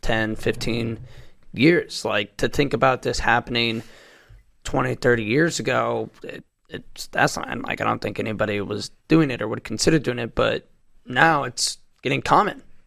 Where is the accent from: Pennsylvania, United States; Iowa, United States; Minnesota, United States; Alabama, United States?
Iowa, United States; my home state, Iowa